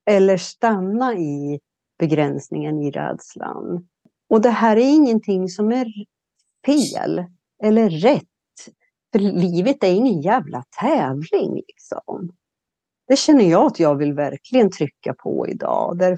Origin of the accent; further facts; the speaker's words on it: Sweden; moved away; also born or lived in Mediterranean area; Nu är jag hemma i Sverige.